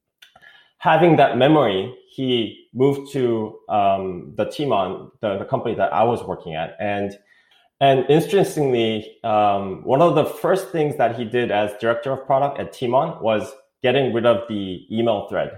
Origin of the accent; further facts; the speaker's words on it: South Korea; English is a second language; moved away as an adult; also born or lived in East Coast, United States; now in United States; I'm from South Korea. I did go to school in the East Coast when I was in middle school, so that's why I speak English. But I grew up most of my life in Korea.